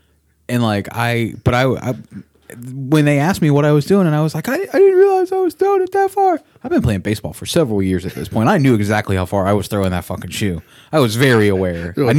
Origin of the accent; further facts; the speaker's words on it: Orlando, Florida, United States; also born or lived in Ocoee; No. I grew up in Ocoee, technically. Yeah. In Ocoee, this is when I was going to kindergarten. We lived in Ocoee. I grew up in Orlando on the east side.